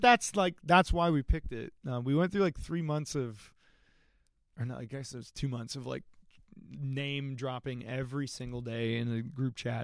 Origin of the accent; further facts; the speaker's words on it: Athens, Georgia, United States; also born or lived in Berlin / Virginia / California; we came to the Athens area